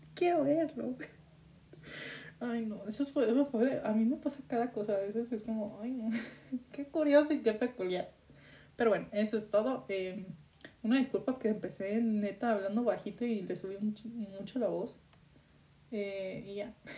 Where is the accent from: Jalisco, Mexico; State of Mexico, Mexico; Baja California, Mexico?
Jalisco, Mexico; Guadalajara area; ni siquiera de Guadalajara, vengo de un racho